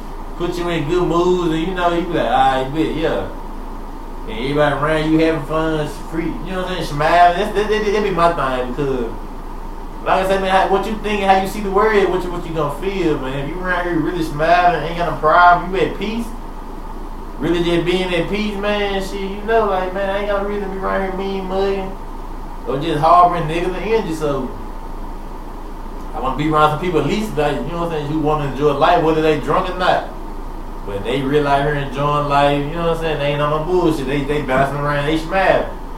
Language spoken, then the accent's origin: English; Manhattan, New York, United States; ABCU, straight from out the west side, and I'm from Manhattan, but man, they had the city on the goddamn map